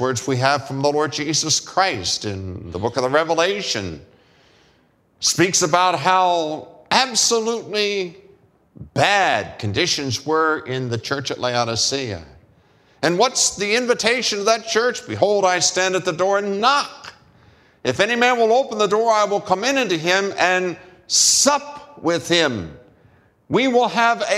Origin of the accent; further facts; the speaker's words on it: United States; as American male